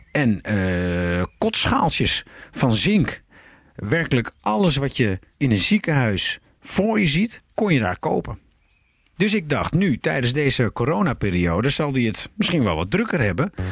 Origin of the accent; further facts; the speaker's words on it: North Brabant, Netherlands; moved away; Ik ben een Brabander, mijn vader ook.